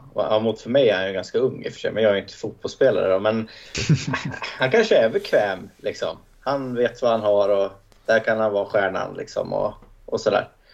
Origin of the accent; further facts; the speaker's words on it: Hälsingland, Gävleborg County, Sweden; Jag som hälsing